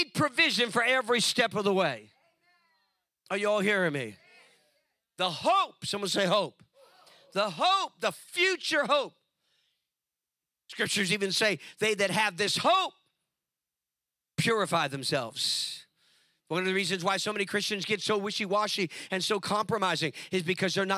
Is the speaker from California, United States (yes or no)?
yes; California, United States; California, my home state